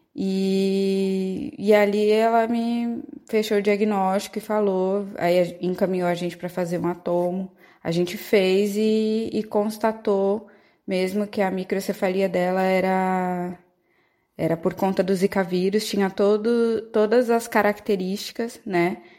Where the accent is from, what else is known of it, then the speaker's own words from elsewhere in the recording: São Vicente, São Paulo, Brazil; eu sou de São Vicente, mas minha família é toda da Baixada Santista aqui em São Paulo